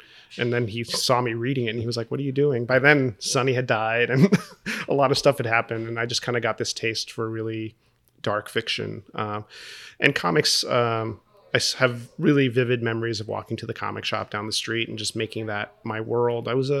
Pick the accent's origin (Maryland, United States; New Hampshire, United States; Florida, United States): Florida, United States; Kendall; also born or lived in Westchester; Yeah, I was born, you know, I was raised in Kendall and Westchester, so I was a suburbs kid. My parents are Cuban, and they came over as the Castro Revolution hit, like so many people.